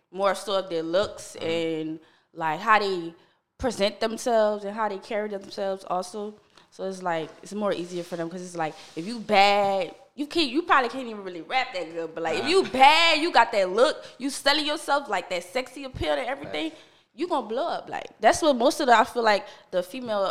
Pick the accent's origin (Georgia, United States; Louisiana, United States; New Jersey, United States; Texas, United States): Louisiana, United States; West Bank, New Orleans area; I'm from the West Bank. Mm-hmm. So, it's like around, like, Woodmere, Harvey, that area. Mm-hmm. I grew up over there, like, my whole life